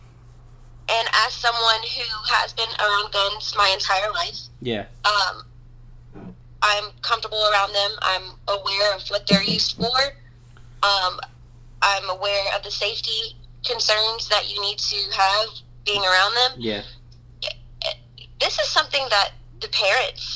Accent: Round Rock, Texas, United States; moved away as an adult; also born or lived in Pflugerville, Texas; now in Baton Rouge, United States; I grew up in Round Rock in Pflugerville.

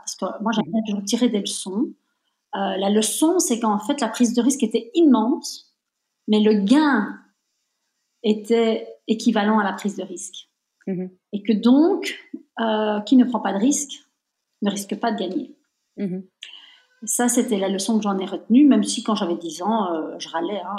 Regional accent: Belgium; je suis née en Belgique, mais je suis de nationalité italienne

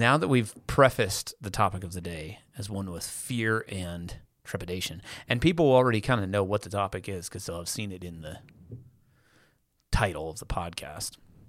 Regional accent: United States; I am an American.

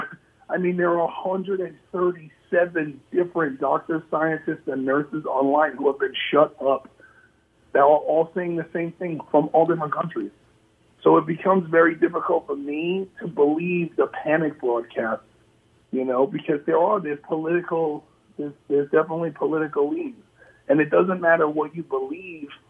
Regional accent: New York City, New York, United States; I'm from New York City

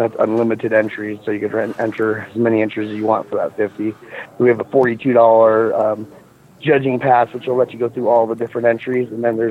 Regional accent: Glenwood Springs, Colorado, United States; also born or lived in Carbondale, Colorado / Aspen, Colorado; I was born in Glenwood in the Burringford Valley, so I was like, just went to school in Carbondale and worked in Aspen

